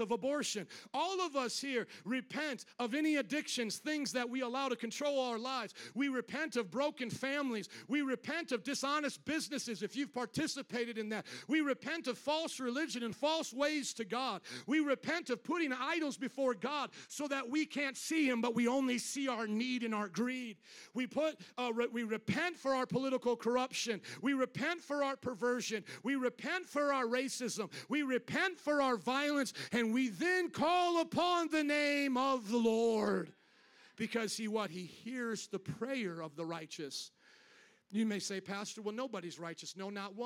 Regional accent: the South, United States; We're both from the South

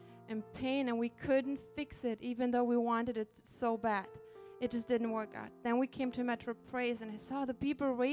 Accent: Germany; moved away as an adult; also born or lived in Poland; now in United States; I was born in Poland, and I was raised in Germany.

